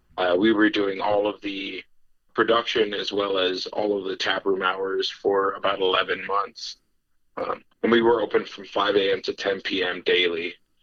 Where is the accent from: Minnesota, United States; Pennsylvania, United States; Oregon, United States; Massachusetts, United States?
Minnesota, United States; Minneapolis; moved away as an adult; now in Wisconsin, United States; Heads up, I'm from Minneapolis, so...